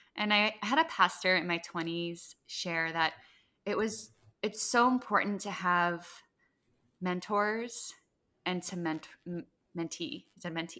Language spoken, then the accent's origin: English; Midwest, United States; moved away; also born or lived in Iowa; I grew up in the Midwest